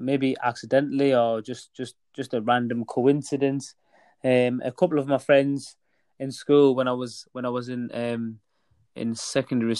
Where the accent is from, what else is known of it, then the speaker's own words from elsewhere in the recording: Middlesbrough, North East England, United Kingdom; also born or lived in Beitbridge, Zimbabwe; I was born originally in Beitbridge in Zimbabwe, which is very close to South Africa, just right on the border, actually. And then when I was around 7 or 8 years old, my dad decided to move the whole family to the UK, and we landed in Teesside, Middlesbrough area.